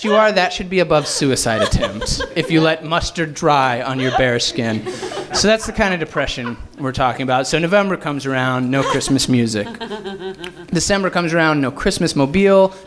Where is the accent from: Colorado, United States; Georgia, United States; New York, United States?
Colorado, United States; Fort Collins; born or raised there; moved away as an adult; now in Los Angeles, United States